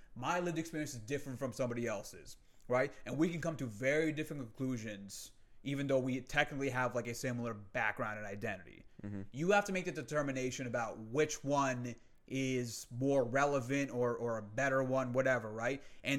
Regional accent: United States; I'm Muslim, mm-hmm. I'm American born Muslim. Like my parents are Pakistani immigrants, but I was born here

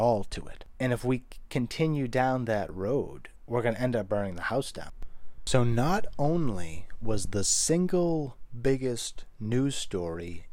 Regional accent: United States; As an American, an American in their 20s

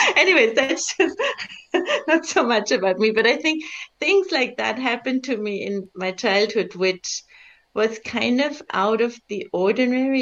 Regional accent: Bavaria, Germany; also born or lived in Czech Republic; now in India; I grew up in Bavaria, and my parents didn't. We were immigrants actually from Czech Republic. I was born behind the Iron Curtain

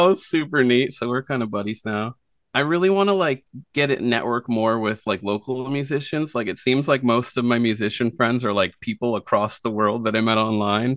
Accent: Nova Scotia, Canada; now in Prince Edward Island, Canada; I grew up in Nova Scotia and then, yeah, moved here.

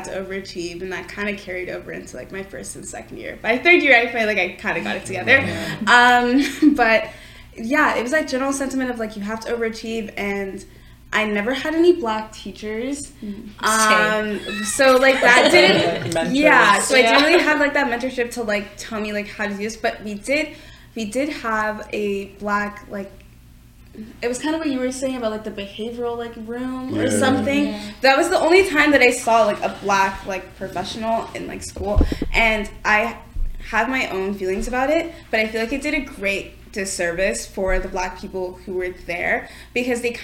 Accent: Mississauga, Ontario, Canada; I grew up in Mississauga, so I grew up in the suburbs

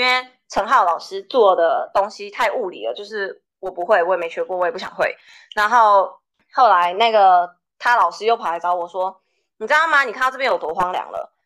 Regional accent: Taiwan; moved away as an adult; also born or lived in Ames, Iowa, United States; now in United States; 我在台大的时候

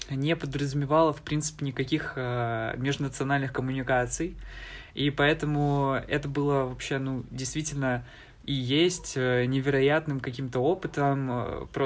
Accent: Donbas, Ukraine; А, я ведь э, из Донбасса, э, и поэтому у меня, в принципе, возможностей не так много, как у других жителей всей Украины, да, всей страны.

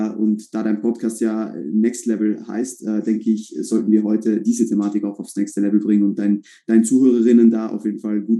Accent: Switzerland; now in Vienna, Austria; bin ursprünglich Schweizer, ja, so wie Samuel auch, ähm, wohne aber seit eineinhalb Jahren in Wien bin hierher gezogen

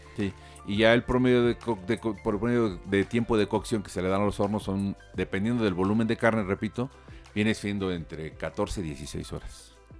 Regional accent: Tulancingo, Hidalgo, Mexico; Todos venimos de Tulancingo

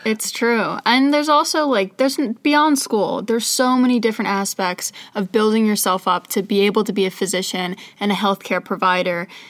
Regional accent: Scottsdale, Arizona, United States; moved away as an adult; now in Pittsburgh, United States; I'm from Scottsdale, Arizona

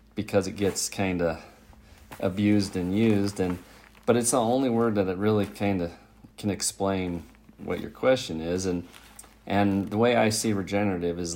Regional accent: Bighorn Basin, Wyoming, United States; now in Missoula, United States; I was born and raised in Wyoming. I grew up south of Billings, in the Bighorn Basin of Wyoming

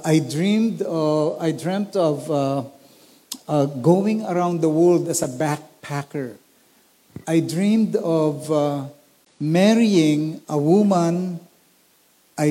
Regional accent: Olongapo, Central Luzon, Philippines; I grew up in Olongapo City

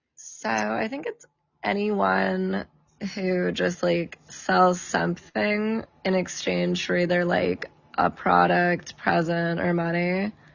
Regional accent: San Diego, California, United States; I'm from San Diego

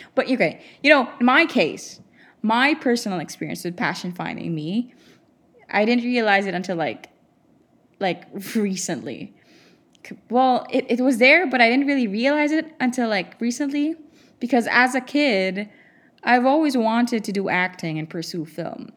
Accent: Philippines; moved away as an adult; I'm from the Philippines

